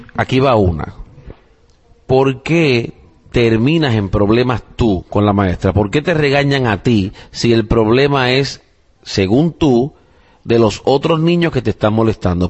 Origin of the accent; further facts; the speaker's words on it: Puerto Rico; now in United States; Yo soy puertorriqueño. pero o sea, no nacido aquí en los Estados Unidos, he nacido y criado en Puerto Rico